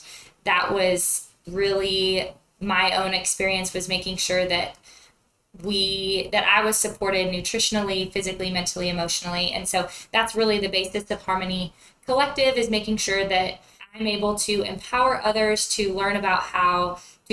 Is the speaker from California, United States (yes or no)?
yes; Central California, United States; moved away as an adult; now in Lubbock, United States; I'm originally from Central California, where I grew up on my family's beef cattle ranch